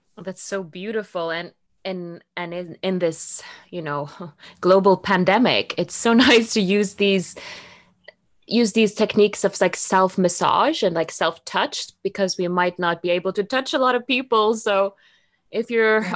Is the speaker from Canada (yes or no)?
no; Norway; English is a second language; moved away as an adult; also born or lived in Rome; Norway, you know, where I grew